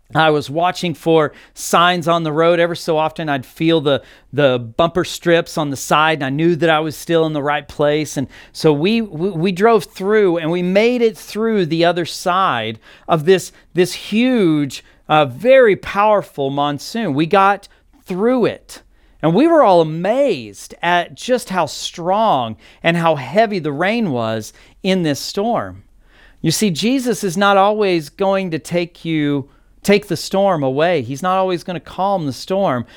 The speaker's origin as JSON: {"language": "English", "region": "Texas Panhandle", "country": "United States", "tie": "born or raised there", "moved": "as an adult", "lives_now": "Arizona, United States", "said": "I grew up in Texas, specifically the Texas Panhandle"}